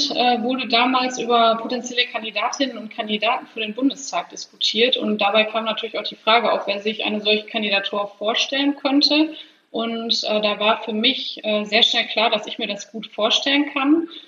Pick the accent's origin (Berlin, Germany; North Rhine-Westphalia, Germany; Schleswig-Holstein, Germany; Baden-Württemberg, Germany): North Rhine-Westphalia, Germany; Heiligenhaus; in meinem Heimatort in Heiligenhaus äh, gibt es unter anderem das Naturschutzgebiet Vogelsangbachtal.